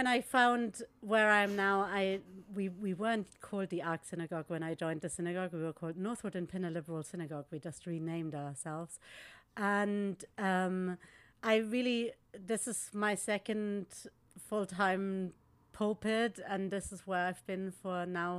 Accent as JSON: {"language": "English", "town": "Munich", "region": "Bavaria", "country": "Germany", "tie": "born or raised there", "moved": "as an adult", "lives_now": "London, United Kingdom", "said": "I wasn't born in Munich, but I grew up in Munich"}